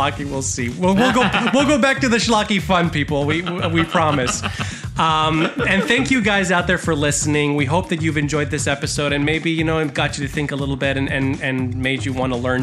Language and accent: English; Puerto Rico